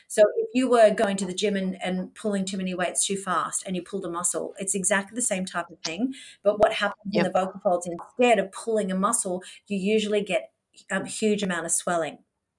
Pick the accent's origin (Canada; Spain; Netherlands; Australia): Australia; accent: Australian; Well, yeah, I'm the Australian accent.